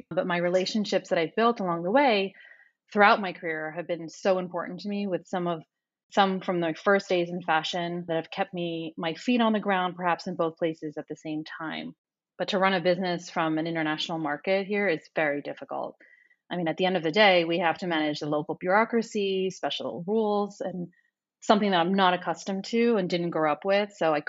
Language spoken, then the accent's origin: English; New York, United States; moved away as an adult; now in Tel Aviv, Israel; Yes, I am in Tel Aviv. I'm originally from New York, but we'll start in Tel Aviv. I moved here in late 2013, and I'd like to say that New York prepared me for the intensity of living here